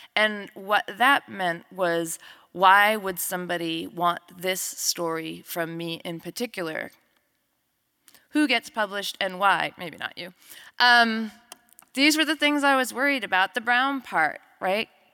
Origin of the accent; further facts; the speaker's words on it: New Mexico, United States; We grew up together in New Mexico.